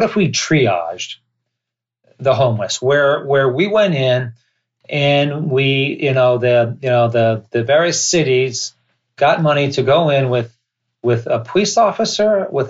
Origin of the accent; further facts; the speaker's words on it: California, United States; I'm a Californian and I'm an American.